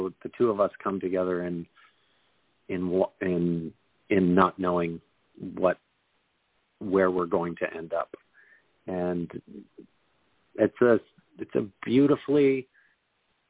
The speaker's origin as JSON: {"language": "English", "country": "Canada", "tie": "born or raised there", "said": "I'm Canadian, so I grew up, you know, on ice skates and downhill skis, as Canadians"}